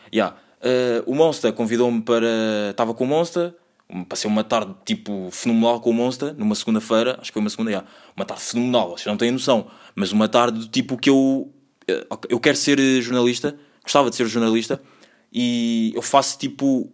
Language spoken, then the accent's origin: Portuguese; Lisbon, Portugal; accent: Portuguese; also born or lived in Angola